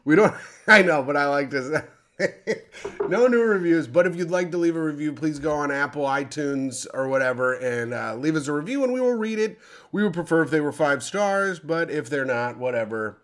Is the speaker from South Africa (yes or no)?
yes; South Africa; I'm South African